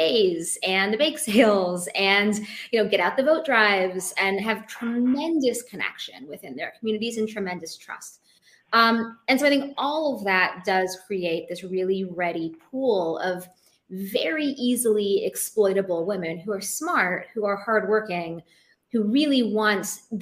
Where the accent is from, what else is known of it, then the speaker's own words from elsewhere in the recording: Seattle, Washington, United States; now in New York City, United States; I grew up in Seattle, which is a really progressive place